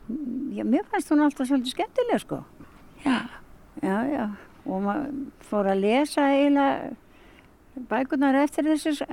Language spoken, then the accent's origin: Icelandic; Hveragerði, Southern Region, Iceland; Ég ólst upp hérna á Sveitabæ, rétt fyrir inn í hverjargeði og hérna ég tekti flest alla sem byggur hérna í þessari götu.